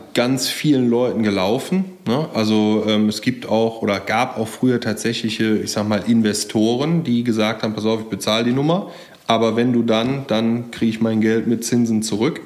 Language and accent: German; Geldern, North Rhine-Westphalia, Germany; also born or lived in Jülich; now in Berlin, Germany; ich bin auch auf dem Land groß geworden, ja, erst in, in Geldern am wunderschönen Niederrhein